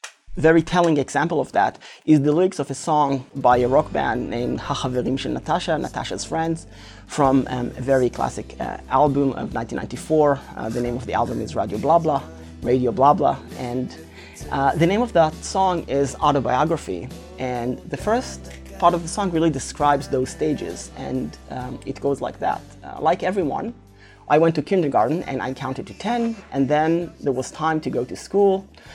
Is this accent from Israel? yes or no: yes; Israel; And one very particular thing there is that growing up in Israel, the military service, so to speak, is always in the back of one's mind